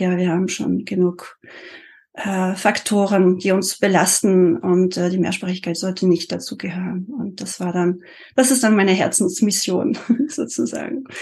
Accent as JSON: {"language": "German", "country": "France", "tie": "born or raised there", "first_language": "French", "second_language": "German", "moved": "as an adult", "lives_now": "Germany", "said": "ich bin mit Französisch als einziger Sprache aufgewachsen in Frankreich, monolingual, ganz klassisch"}